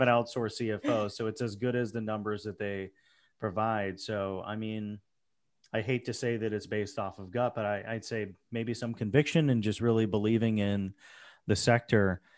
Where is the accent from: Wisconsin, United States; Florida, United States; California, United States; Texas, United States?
Florida, United States; now in New York, United States; I grew up in Florida